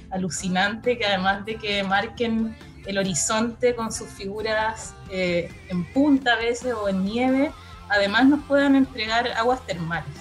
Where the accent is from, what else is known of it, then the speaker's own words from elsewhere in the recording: Santiago, Santiago Metropolitan Region, Chile; yo como santiaguina